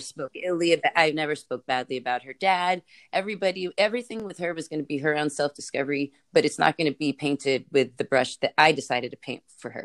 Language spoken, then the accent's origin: English; California, United States; born or raised there